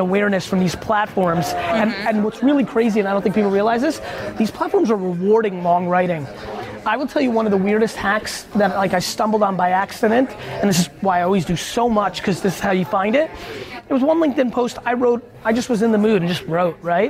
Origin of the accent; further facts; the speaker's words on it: Edison, New Jersey, United States; I grew up in Edison, New Jersey, where all my best friends were Indian immigrants